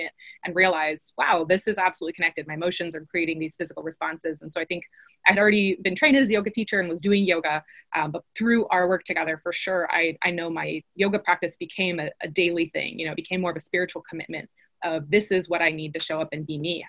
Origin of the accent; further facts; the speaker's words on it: Long Beach, California, United States; I was raised in Long Beach, California